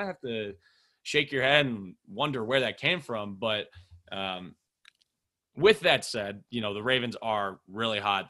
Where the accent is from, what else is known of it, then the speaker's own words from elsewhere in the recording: Minneapolis, Minnesota, United States; I'm from Minneapolis